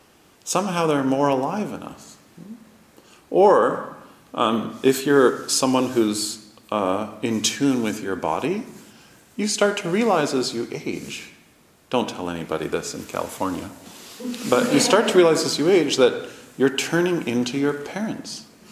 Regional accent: Toronto, Ontario, Canada; all the last names are the same last names as all the people I grew up with in Canada, in a small Jewish community in Toronto.

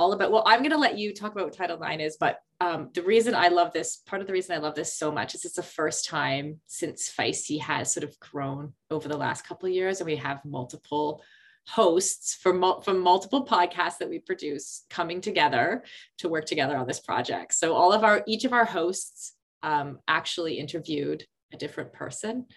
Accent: Canada; when I was a kid growing up

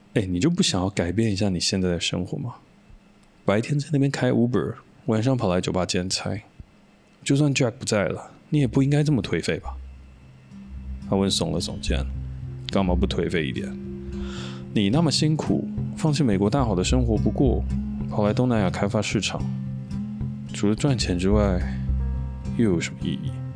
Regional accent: Taiwan; 我自己是土生土长的台湾人，我没有出去国外念过书

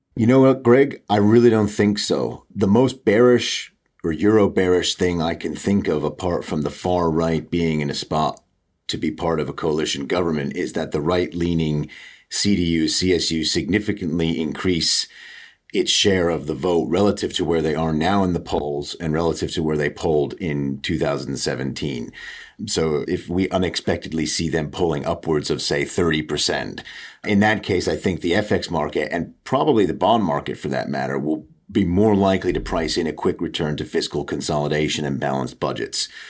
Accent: United States; moved away as an adult; now in United Kingdom; after me living in the U K for nearly twenty years, you can still tell that I'm an American

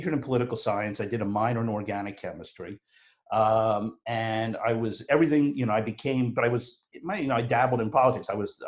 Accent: Philadelphia, Pennsylvania, United States; I am from Philly

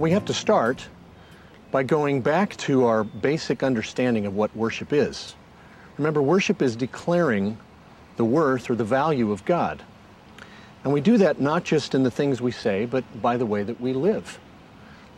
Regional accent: Southern California, United States; When I was a kid growing up in Southern California

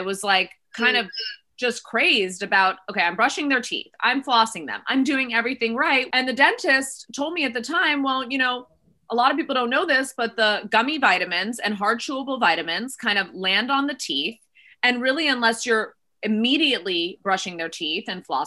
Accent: Miami, Florida, United States; now in Los Angeles, United States; I am now in Los Angeles, but I was born and raised in Miami, Florida.

